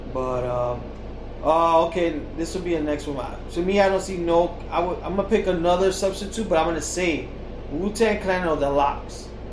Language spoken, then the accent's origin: English; New York, United States; We're from New York